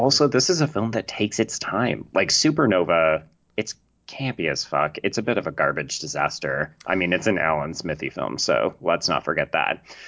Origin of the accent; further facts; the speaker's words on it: Canada; accent: Canadian; I'm Canadian, in case people can't tell